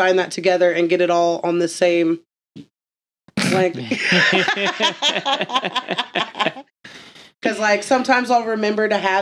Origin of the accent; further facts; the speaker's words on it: United States; I'm American.